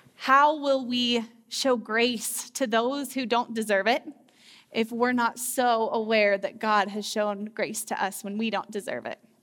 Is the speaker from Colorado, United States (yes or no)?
yes; Loveland, Colorado, United States; I grew up here in Loveland, Colorado, and I went to Mountain View High School